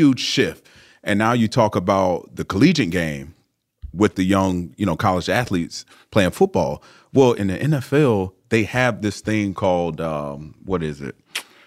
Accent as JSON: {"language": "English", "town": "Largo", "region": "Florida", "country": "United States", "tie": "born or raised there", "said": "I'm from a small city in Florida called Largo"}